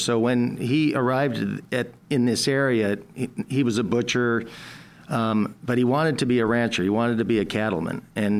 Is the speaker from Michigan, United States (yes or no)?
no; Oro Valley, Arizona, United States; also born or lived in Tucson, Arizona; I grew up in Oro Valley for the most part. Dad had a house out in the Rincon Valley when I was very young, but we moved into central Tucson and for a short time.